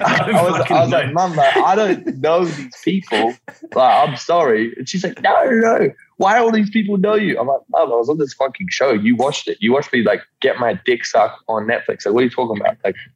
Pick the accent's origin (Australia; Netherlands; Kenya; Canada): Australia; Yeppoon, Queensland; This small country coastal town called Yeppoon.